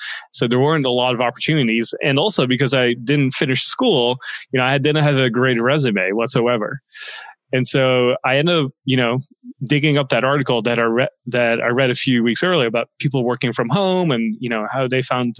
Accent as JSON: {"language": "English", "country": "Netherlands", "tie": "born or raised there", "also_born_or_lived": "Los Angeles, United States", "moved": "as an adult", "lives_now": "United States", "said": "I grew up in the Netherlands for most of my life. And I moved to the States"}